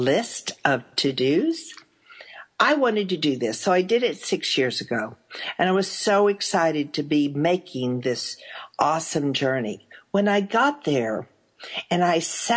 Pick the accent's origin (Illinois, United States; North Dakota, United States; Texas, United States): Texas, United States; as a Texan